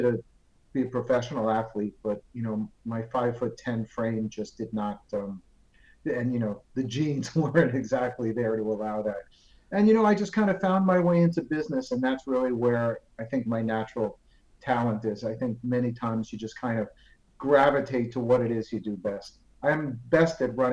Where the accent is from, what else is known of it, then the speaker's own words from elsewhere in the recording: New Jersey, United States; moved away as an adult; now in Miami, United States; I was a Jersey boy, as we say, and that's New Jersey in the United States. Grew up there